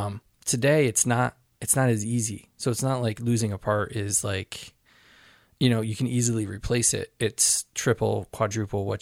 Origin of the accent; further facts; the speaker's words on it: Connecticut, United States; growing up in Connecticut, we had some place called Child World